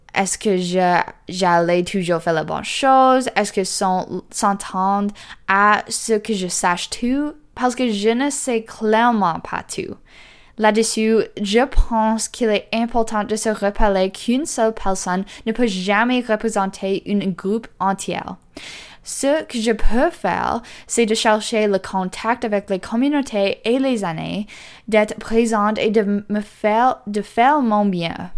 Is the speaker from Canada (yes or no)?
yes; the North, Northern Canada, Canada; chez nous, dans le Nord